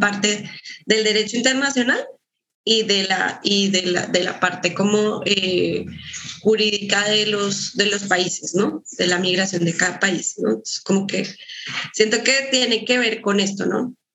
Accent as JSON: {"language": "Spanish", "country": "Colombia", "moved": "as an adult", "lives_now": "Guadalajara, Mexico", "said": "yo también soy colombiana"}